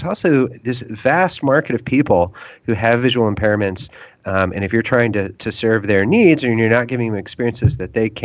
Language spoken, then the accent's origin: English; Houston, Texas, United States; now in Austin, United States; I grew up in Houston, so I know that environment quite well.